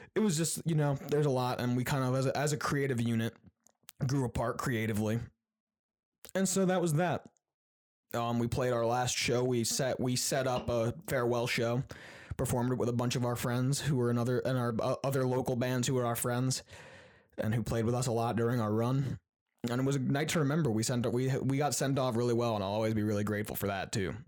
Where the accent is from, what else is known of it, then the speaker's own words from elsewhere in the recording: Queensbury, New York, United States; moved away as an adult; also born or lived in Syracuse, New York; I was growing up in Queensberry